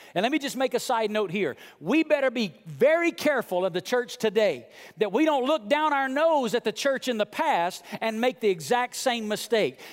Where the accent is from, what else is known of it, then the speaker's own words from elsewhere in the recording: Muscle Shoals, Alabama, United States; moved away; I come from rural Southern Muscle Shoals, Alabama